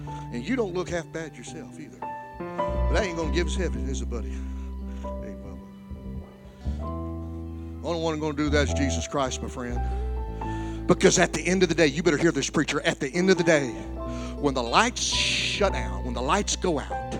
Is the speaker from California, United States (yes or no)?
no; Alexandria, Louisiana, United States; my hometown of Alexandria, Louisiana